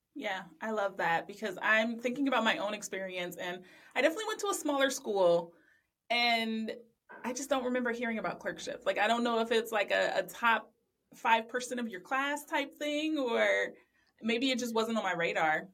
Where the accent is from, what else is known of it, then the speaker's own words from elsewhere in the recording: Ohio, United States; also born or lived in Louisiana; I'm from Ohio and we have nine law schools here